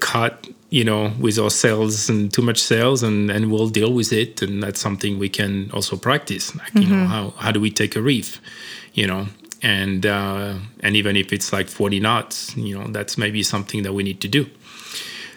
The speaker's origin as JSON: {"language": "English", "country": "France", "moved": "yes", "said": "I'm French"}